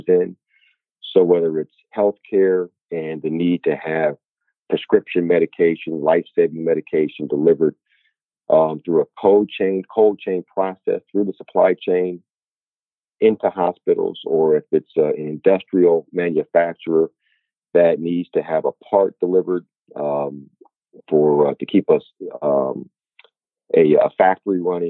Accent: Inglewood, California, United States; I grew up in Inglewood, California, about 10 minutes from where the Los Angeles Lakers play

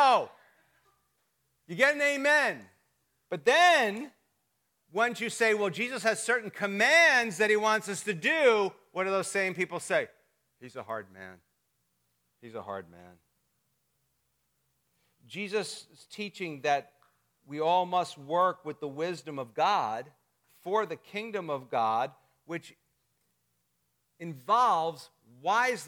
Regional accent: New Jersey, United States; moved away; I'm from North Jersey. They're a little meaner up there

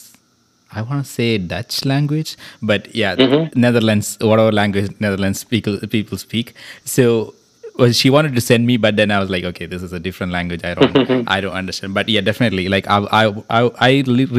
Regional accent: Malayalam-speaking region, Kerala, India; first language Malayalam; English is a second language; moved away; my mother tongue is Malayalam. So I started my schooling in Malayalam until my 10th standard

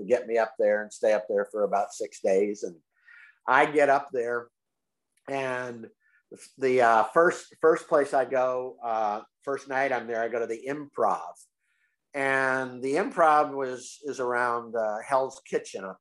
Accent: Tampa, Florida, United States; I'm from Tampa, Florida

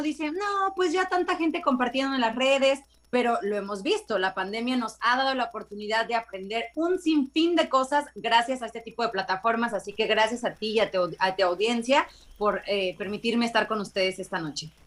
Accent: Veracruz, Mexico; moved away as an adult; now in Los Angeles, United States; Yo soy mexicana, soy de Veracruz, pero hace 10 años que radico en Los Ángeles en California

